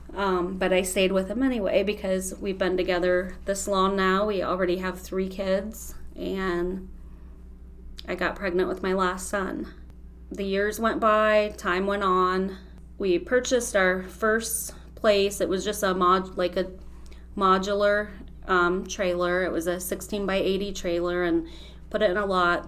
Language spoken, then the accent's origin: English; Holmes County, Ohio, United States; I'm from Holmes County